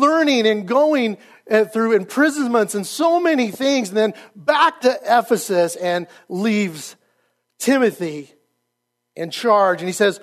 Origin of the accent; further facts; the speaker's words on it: Idaho Falls, Idaho, United States; moved away as an adult; also born or lived in Rexburg, Idaho / California; I am originally an Idaho boy. I grew up in Idaho Falls. I was born in Rexburg, Idaho